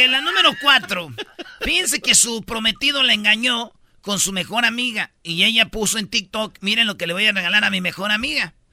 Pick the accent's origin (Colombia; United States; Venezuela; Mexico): Mexico; Jiquilpan, Michoacán; allá en mi pueblo, en Michoacán, en Jiquilpan